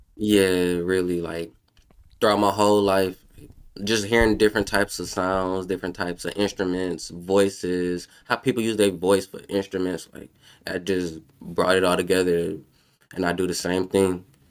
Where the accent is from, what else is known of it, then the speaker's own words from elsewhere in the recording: New Orleans, Louisiana, United States; I'm from New Orleans.